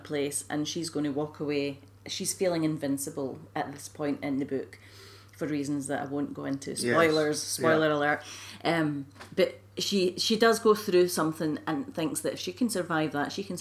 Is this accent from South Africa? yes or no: no; Scotland, United Kingdom; I'm from Scotland